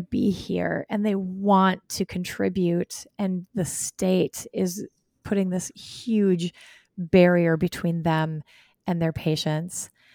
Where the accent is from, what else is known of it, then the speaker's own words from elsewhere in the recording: Wisconsin, United States; here in my home state